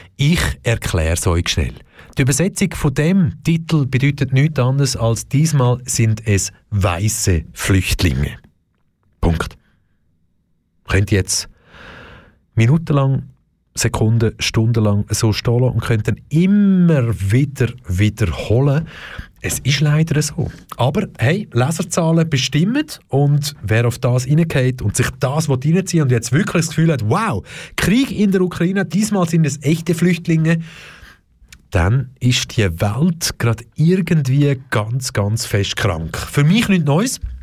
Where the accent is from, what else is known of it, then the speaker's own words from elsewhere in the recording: Switzerland; bei uns in der Schweiz